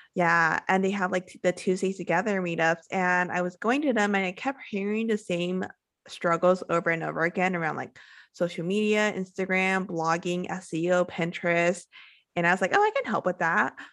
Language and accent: English; California, United States; moved away as an adult; now in Playa del Carmen, Mexico; I am originally from California